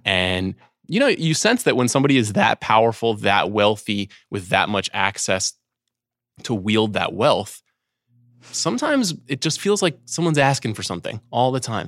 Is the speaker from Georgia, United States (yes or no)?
no; Long Island, New York, United States; growing up on Long Island